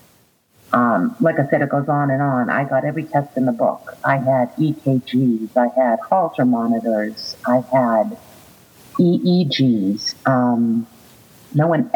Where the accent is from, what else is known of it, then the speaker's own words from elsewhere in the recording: Boston, Massachusetts, United States; moved away as an adult; now in Florida, United States; I am originally from Boston, and I currently live in Florida. I have been here for 19 years.